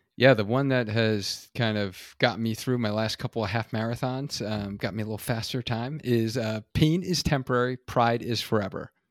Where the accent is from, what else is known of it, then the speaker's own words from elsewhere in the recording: New York, United States; now in Connecticut, United States; being an original New Yorker